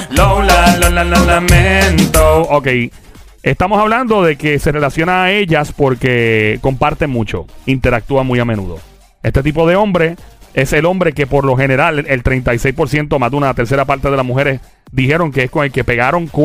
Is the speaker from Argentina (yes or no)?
no; Carolina, Puerto Rico; Carolina, nuestro pueblo. Carolina. Yo, soy de Carolina.